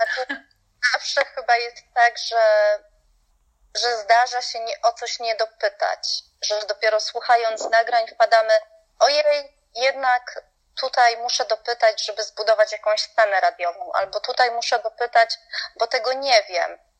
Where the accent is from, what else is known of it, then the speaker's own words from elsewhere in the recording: Poland; also born or lived in Salzburg; ja jako Polka